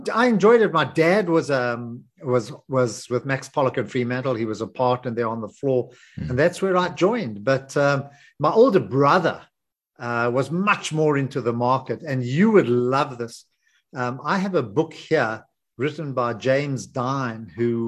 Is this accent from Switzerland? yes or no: no; Johannesburg, Gauteng, South Africa; I grew up in Greenside